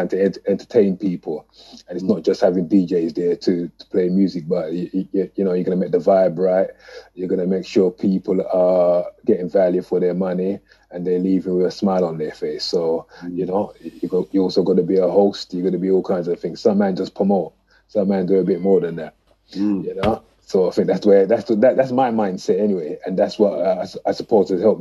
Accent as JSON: {"language": "English", "region": "London", "country": "United Kingdom", "tie": "born or raised there", "said": "a young man growing up in Tottenham, North London"}